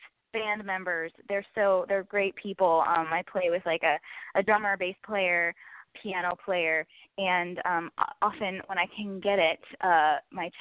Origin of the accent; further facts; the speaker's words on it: North Florida, United States; accent: twang; now in Los Angeles, United States; growing up in North Florida on the farm. Like, I guess I have a little bit of a twang sometimes